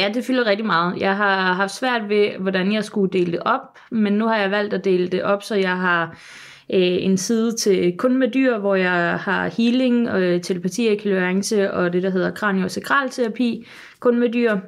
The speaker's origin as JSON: {"language": "Danish", "town": "Sønderborg", "region": "Southern Denmark", "country": "Denmark", "said": "nede, hvor jeg kommer fra i Sønderborg"}